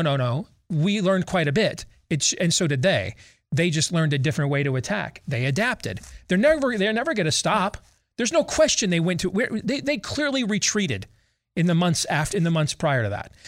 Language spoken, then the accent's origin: English; Michigan, United States; as a kid growing up in Michigan, watching the nightly news with my parents.